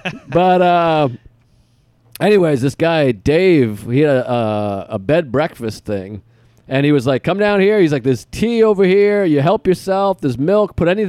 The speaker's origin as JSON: {"language": "English", "country": "United States", "said": "I'm American."}